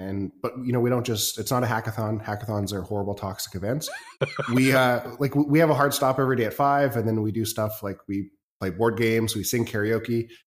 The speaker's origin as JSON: {"language": "English", "country": "Canada", "also_born_or_lived": "China", "said": "I'm, I'm Canadian"}